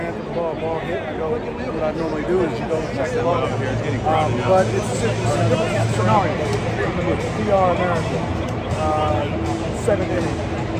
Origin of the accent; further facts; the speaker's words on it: San Diego, California, United States; I was in San Diego. That was at my hometown.